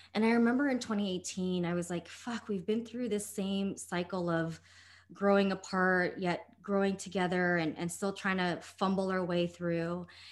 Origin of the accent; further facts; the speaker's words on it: United States; I grew up as a Filipino American and daughter of immigrants